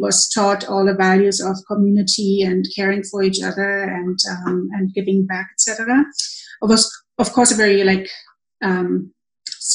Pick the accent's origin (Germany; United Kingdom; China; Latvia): Germany; Berlin; moved away as an adult; now in Canada; I grew up most of my young life in East Berlin